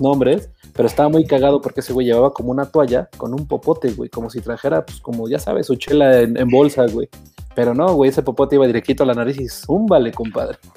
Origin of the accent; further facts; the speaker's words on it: Mexico; nosotros como mexicanos